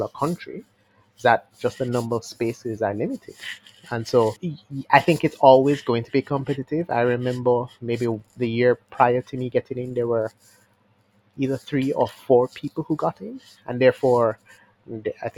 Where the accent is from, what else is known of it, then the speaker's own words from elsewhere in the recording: Montego Bay, Saint James, Jamaica; now in Kingston, Jamaica; I grew up here from Montego Bay